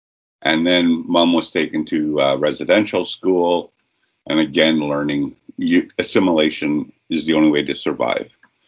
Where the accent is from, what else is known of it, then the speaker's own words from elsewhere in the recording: Saskatchewan, Canada; a nomadic nation that we are from, we're from Treaty 4, prairie walkers and bison followers.